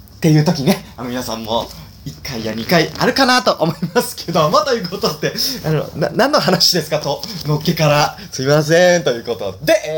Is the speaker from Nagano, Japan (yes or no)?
yes; Nagano, Japan; moved away; 僕はね、長野県出身なんで